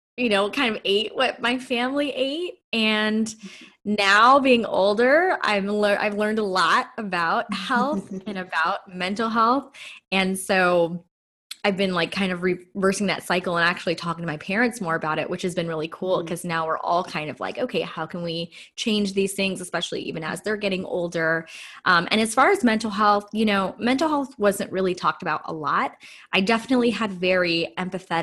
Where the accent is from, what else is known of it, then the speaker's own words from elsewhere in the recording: Los Angeles, California, United States; So I grew up in inner city LA. I'm a total like city girl.